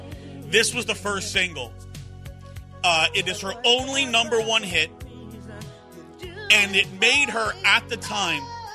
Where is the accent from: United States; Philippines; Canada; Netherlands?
United States; Long Island, New York; now in Houston, United States; when I grew up on Long Island at this point in time